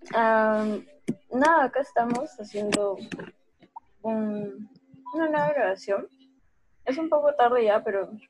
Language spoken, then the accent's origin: Spanish; Callao, Peru; tengo 18 años y soy de Callao, Callao.